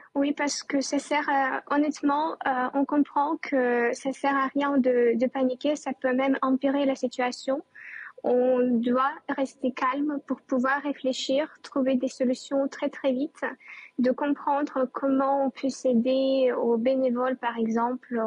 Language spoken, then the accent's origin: French; Chernihiv, Chernihiv Oblast, Ukraine; now in Kyiv, Ukraine; c'est ma ville natale qui s'appelle Tchernihiv